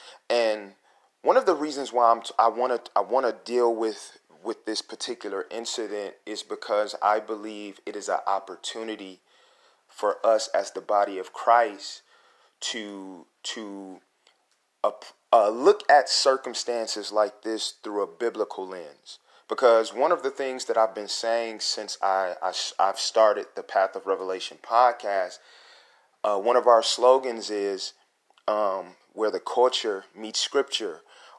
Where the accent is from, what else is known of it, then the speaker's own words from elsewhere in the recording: Detroit, Michigan, United States; You know, we're both from Detroit